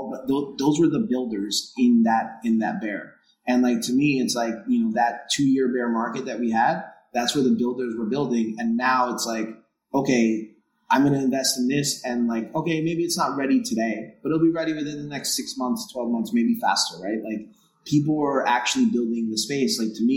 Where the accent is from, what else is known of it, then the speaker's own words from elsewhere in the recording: New York City, New York, United States; accent: New York; you can tell by my accent